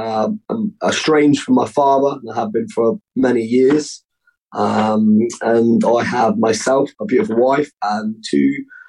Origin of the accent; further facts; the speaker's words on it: Cornwall, South West England, United Kingdom; now in Plymouth, United Kingdom; So I was born in Plymouth. I grew up in Cornwall and in my later teens, I've lived in all over the world.